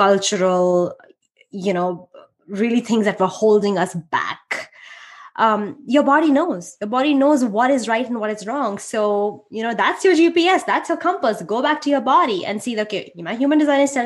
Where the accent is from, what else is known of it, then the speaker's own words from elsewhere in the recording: India; now in United States; I'm Indian